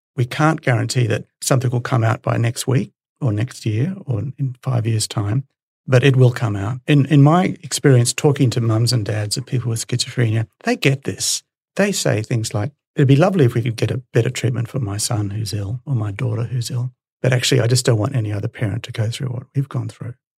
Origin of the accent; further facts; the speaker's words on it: Brisbane, Queensland, Australia; So I'm a Brisbane boy. I grew up in Brisbane and went to UQ.